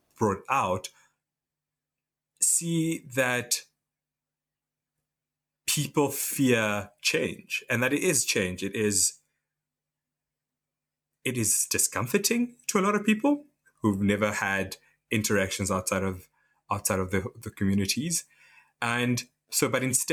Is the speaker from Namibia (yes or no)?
yes; Namibia; now in United Kingdom; I'm from Namibia.